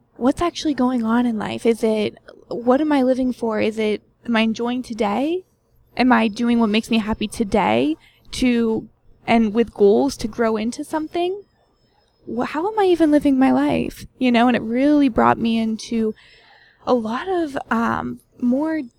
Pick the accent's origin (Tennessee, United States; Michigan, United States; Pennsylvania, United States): Pennsylvania, United States; moved away as an adult; also born or lived in New York; I grew up in Pennsylvania